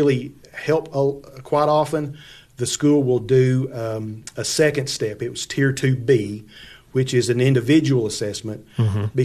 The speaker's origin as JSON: {"language": "English", "town": "Monterey", "region": "Tennessee", "country": "United States", "tie": "born or raised there", "said": "I grew up in a little community outside of Monterey. It was called Lovejoy."}